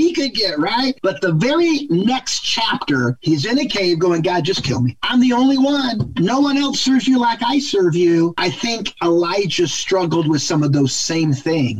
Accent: Ohio, United States; now in Michigan, United States; I live in Michigan, but I'm from Ohio

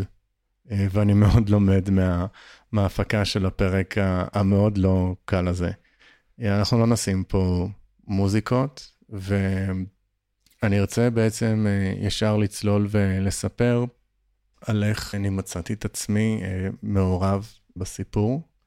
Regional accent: Upper Galilee, Northern District, Israel; moved away; זה גם האזור שאני, שאני במקור גדלתי באותו

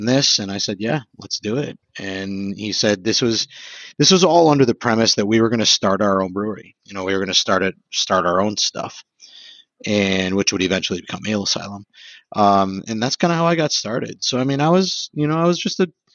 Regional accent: Sheboygan, Wisconsin, United States; also born or lived in Madison, Wisconsin; I'm from Sheboygan

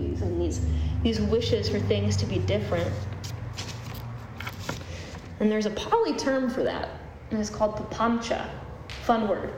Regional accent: Cleveland, Ohio, United States; moved away; Cleveland, which is my hometown

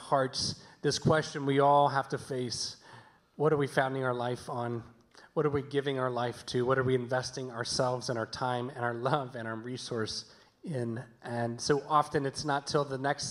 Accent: the South, United States; moved away; we're from the South, hence the y'alls you may have heard

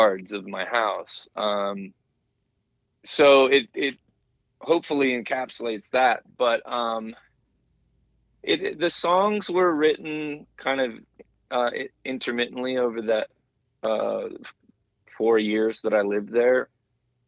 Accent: New Hampshire, United States; also born or lived in Pennsylvania / Baldwin, Missouri / New York; now in Pittsburgh, United States; Hampshire, where I grew up hiking and skiing

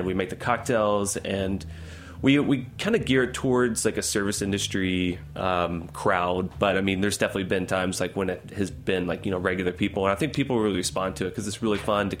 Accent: Kentucky, United States; I grew up in Kentucky

